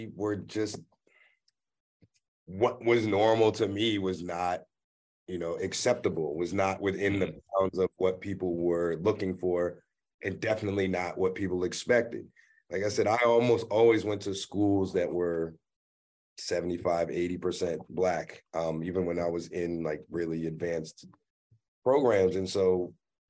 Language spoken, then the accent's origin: English; Prince George's County, Maryland, United States; growing up in Prince George's County